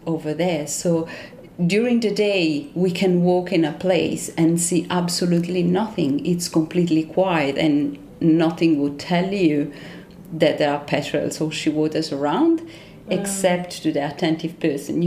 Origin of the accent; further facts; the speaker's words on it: Rome, Lazio, Italy; English is a second language; moved away as an adult; also born or lived in south of France; now in Auckland, New Zealand; I grew up in Rome in an apartment